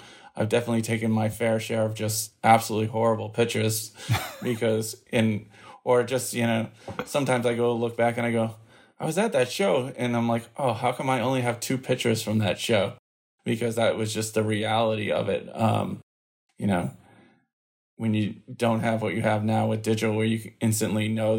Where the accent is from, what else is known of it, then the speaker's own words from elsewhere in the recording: Massachusetts, United States; also born or lived in Minnesota; I was born in Minnesota, but quickly moved to Massachusetts, where I've been pretty much for the entirety of my life. Either north or south of the city, but never in the city.